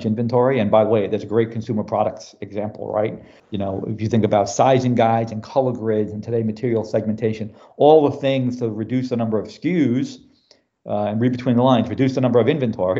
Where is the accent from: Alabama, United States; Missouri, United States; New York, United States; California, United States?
New York, United States; New York City; moved away as an adult; now in Houston, United States; I'm originally from New York City